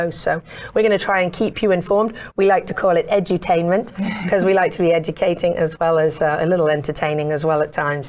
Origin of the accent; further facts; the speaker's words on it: England, United Kingdom; now in Florida, United States; I'm from England and I've been here for over 20 years